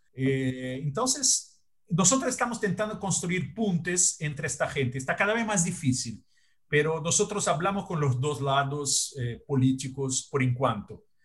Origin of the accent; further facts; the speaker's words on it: Brazil; Spanish is a second language; Yo soy brasileño, vivo acá y pago mis tributos acá